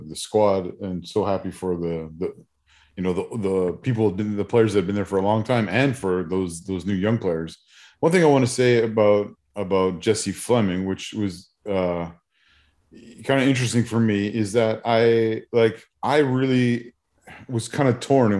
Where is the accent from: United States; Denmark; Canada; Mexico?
Canada; as a Canadian